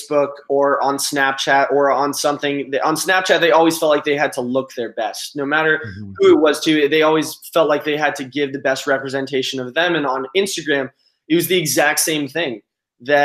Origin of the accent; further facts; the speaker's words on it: Los Angeles, California, United States; growing up in Los Angeles and Southern California